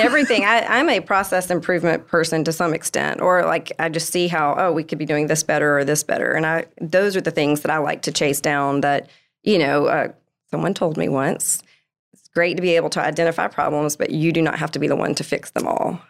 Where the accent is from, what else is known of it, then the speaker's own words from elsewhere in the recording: Columbia, South Carolina, United States; now in Greenville, United States; I'm from Columbia, I lived there my whole life, went to school, moving to the upstate